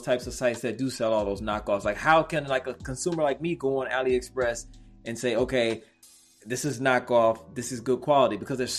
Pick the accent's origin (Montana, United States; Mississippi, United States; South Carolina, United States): Mississippi, United States; Waveland; Yeah, I'm from Waveland, Mississippi. So, you know, down there, Black folks hunt.